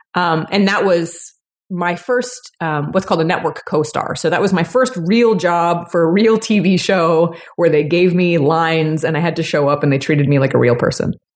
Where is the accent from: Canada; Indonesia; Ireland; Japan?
Canada; Toronto, Ontario; moved away; I'm from Toronto originally